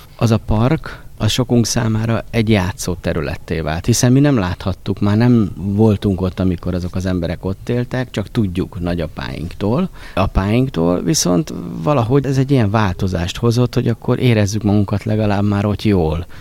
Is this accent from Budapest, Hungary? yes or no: yes; Budapest, Hungary; Tehát én nyugodtan elmondhatom, hogy őstabáni vagyok